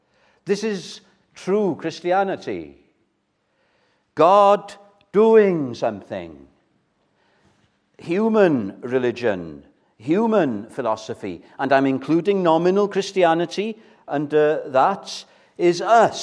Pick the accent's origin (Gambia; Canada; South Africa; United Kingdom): United Kingdom; Welsh, Wales; first language Welsh; English is a second language; English, as you can gather, isn't my first language. Welsh is my first language, and I'm very proud of Welsh